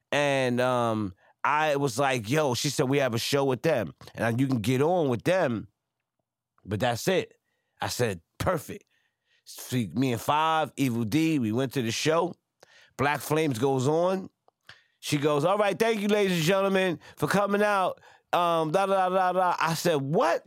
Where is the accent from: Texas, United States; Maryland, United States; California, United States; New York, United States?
New York, United States; New York City; I'm from Franklin, I'm from Crown Heights